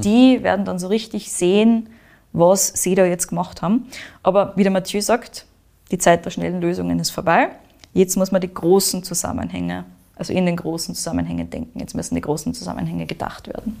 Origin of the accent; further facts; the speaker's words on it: Austria; Bei uns in Österreich